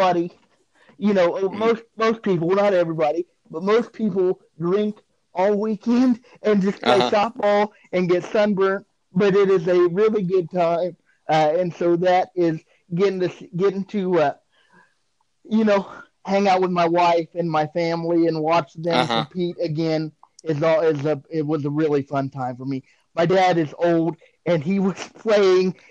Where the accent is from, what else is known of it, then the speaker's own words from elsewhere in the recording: near White City, Kansas, United States; There's a town in White City, Kansas. That is right next to my hometown.